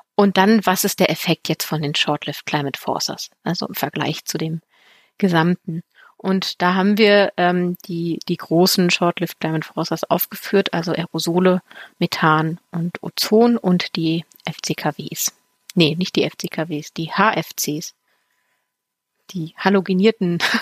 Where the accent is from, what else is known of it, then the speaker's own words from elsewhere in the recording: Germany; ich komme ja aus dem Braunkohlerevier